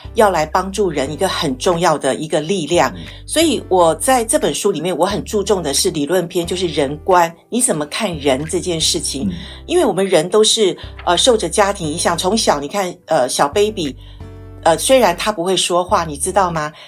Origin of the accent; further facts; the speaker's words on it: Taiwan; 我从小在眷村长大